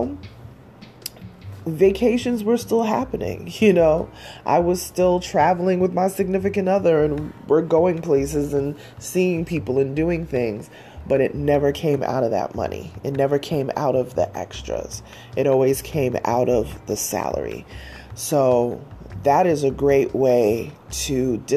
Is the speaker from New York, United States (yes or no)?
yes; New York, United States; I'm a New Yorker